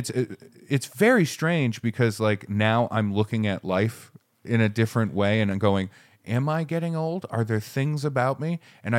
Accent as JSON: {"language": "English", "region": "Maine", "country": "United States", "tie": "born or raised there", "said": "I grew up in Maine where it's like the cold is the cold."}